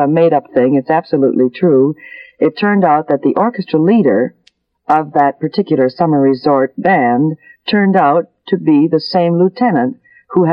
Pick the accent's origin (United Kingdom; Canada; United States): Canada; Winnipeg, Manitoba; moved away; also born or lived in Toronto; I was born in Winnipeg, Manitoba. That's the middle west of Canada.